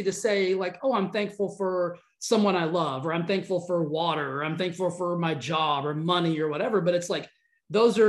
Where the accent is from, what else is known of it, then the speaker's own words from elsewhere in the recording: the South, United States; accent: Southern twang; I'm from the South, so I've got a little bit of like a Southern twang